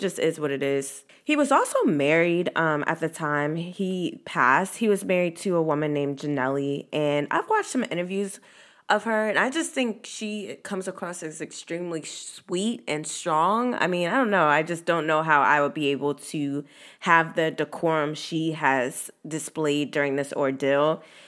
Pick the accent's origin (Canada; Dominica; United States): United States; Virginia; this is my hometown. This is my state. I grew up here